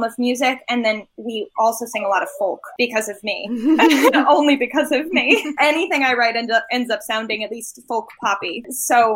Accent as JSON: {"language": "English", "town": "Los Angeles", "region": "California", "country": "United States", "moved": "yes", "said": "My family is based in LA and I'm from Los Angeles."}